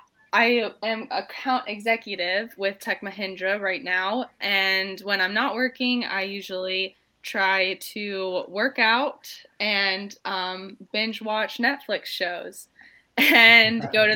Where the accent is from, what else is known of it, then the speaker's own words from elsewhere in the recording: Tampa, Florida, United States; I'm originally from Tampa, Florida, which is where I moved back to now.